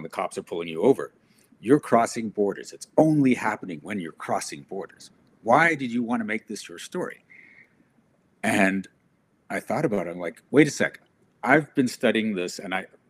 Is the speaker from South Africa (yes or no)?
yes; South Africa; now in Canada; I come from South Africa